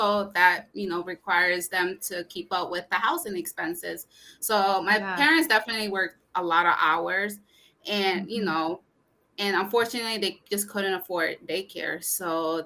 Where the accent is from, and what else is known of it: Connecticut, United States; born or raised there; also born or lived in Brooklyn, New York / Puebla, Mexico (parents)